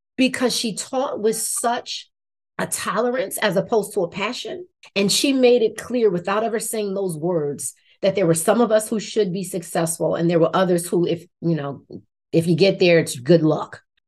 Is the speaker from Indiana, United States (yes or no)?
no; Irvington, New Jersey, United States; I grew up in Irvington, New Jersey, which is right on the border of Newark, New Jersey